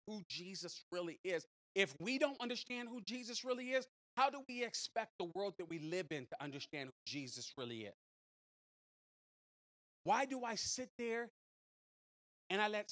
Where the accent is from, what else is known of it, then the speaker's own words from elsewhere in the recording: San Francisco, California, United States; moved away; I grew up in San Francisco